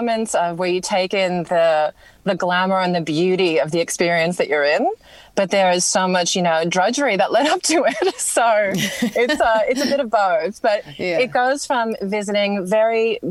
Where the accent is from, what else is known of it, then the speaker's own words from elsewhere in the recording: New York, United States; moved away as an adult; now in Melbourne, Australia; growing up in New York, I didn't really have a lot of nature around me